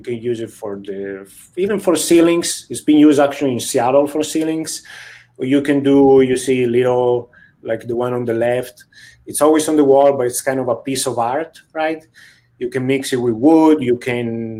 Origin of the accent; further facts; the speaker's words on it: near Venice, Veneto, Italy; also born or lived in Kansas City, Missouri; now in San Francisco, United States; I'm from Italy originally, from a city very close to Venice.